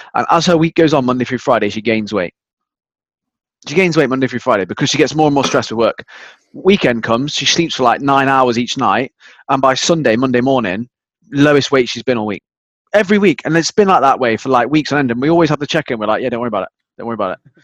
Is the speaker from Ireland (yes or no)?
no; United Kingdom; I'm British